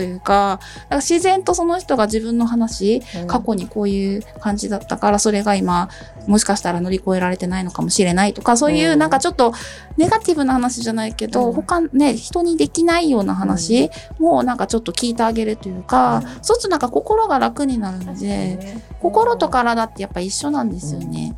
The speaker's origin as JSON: {"language": "Japanese", "region": "Okinawa", "country": "Japan", "tie": "born or raised there", "moved": "yes", "said": "沖縄出身なんで、お顔立ちが丸くてずっしりしてて目がパッチリしてる県から来た"}